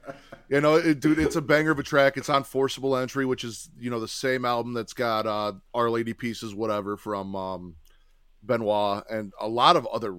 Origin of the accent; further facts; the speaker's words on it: Chicago, Illinois, United States; Again, Disturbed, I'm from Chicago.